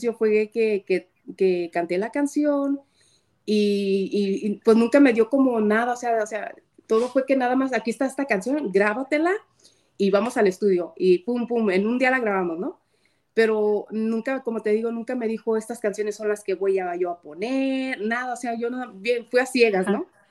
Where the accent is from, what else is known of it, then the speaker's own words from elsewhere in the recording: Guadalajara, Jalisco, Mexico; soy tapatía